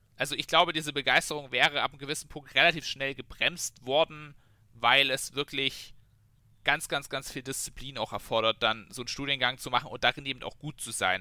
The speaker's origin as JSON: {"language": "German", "region": "Bavaria", "country": "Germany", "said": "wir haben jetzt bei uns in, in Bayern zum Beispiel auch Elterngeld"}